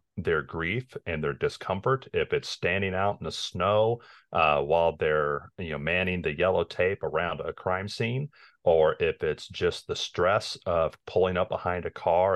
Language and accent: English; Lawrence, Kansas, United States; now in Kansas City, United States; I was born in Lawrence